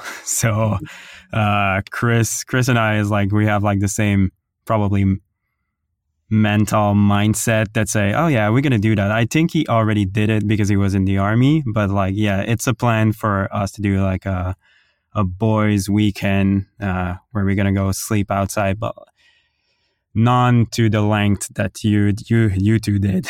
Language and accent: English; Ottawa, Ontario, Canada; I'm from Ottawa